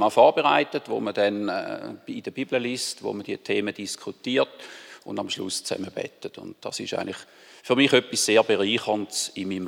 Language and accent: German; Löningen, Lower Saxony, Germany; Das ist richtig. Ich bin zumindest der Teil, wo ich mich gut mag daran erinnern, bin ich da aufgewachsen. Habe sehr eine schöne Kindheit da dürfen verbringen.